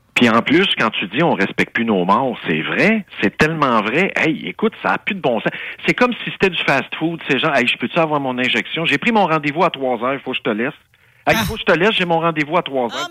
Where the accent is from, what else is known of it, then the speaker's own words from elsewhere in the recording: Saint-Jean-sur-Richelieu, Quebec, Canada; Ça, c'est ma, ville natale. Ça, c'est mon bled. Moi, je suis né sur la rue Longueuil à Saint-Jean-sur-Richelieu